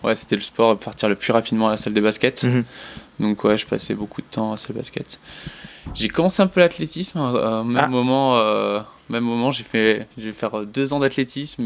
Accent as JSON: {"language": "French", "region": "southern France", "country": "France", "tie": "born or raised there", "also_born_or_lived": "Strasbourg / Lorraine", "lives_now": "Var, France", "said": "on est descendu dans le sud pour recommencer un peu une nouvelle vie"}